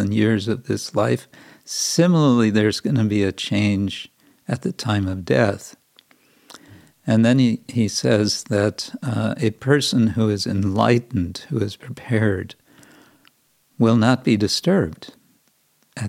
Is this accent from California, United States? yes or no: yes; California, United States; I grew up in California